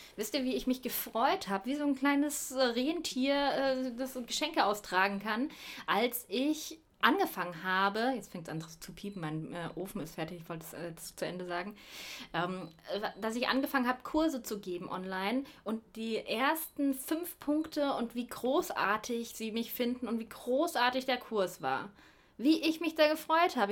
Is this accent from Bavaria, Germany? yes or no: yes; Bavaria, Germany; moved away; ich komme ja aus Bayern